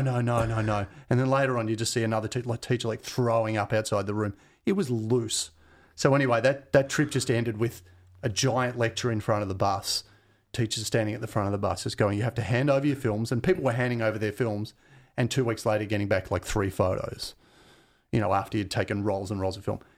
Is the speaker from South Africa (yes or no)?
no; Glen Waverley, Victoria, Australia; also born or lived in Mount Dandenong / Keysborough; I grew up in Glen Waverley